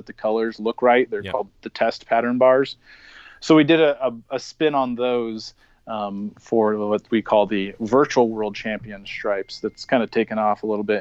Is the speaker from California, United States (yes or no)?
no; Spokane, Washington, United States; I'm originally from the Spokane, Washington area. That was where I was born and raised.